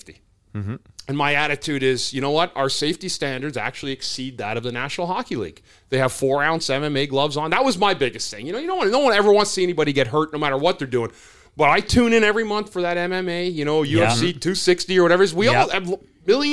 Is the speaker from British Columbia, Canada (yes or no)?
yes; Smithers, British Columbia, Canada; my hometown of Smithers, British Columbia.